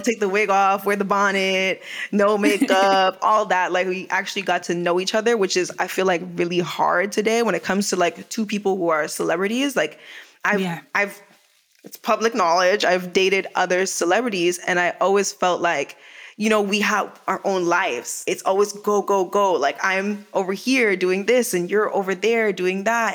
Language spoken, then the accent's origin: English; Canada; moved away as an adult; also born or lived in Jamaica; now in Los Angeles, United States